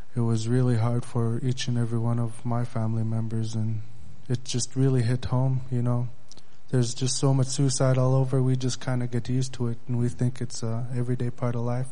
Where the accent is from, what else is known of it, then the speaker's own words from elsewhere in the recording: Bethel, Alaska, United States; I'm from Bethel, Alaska.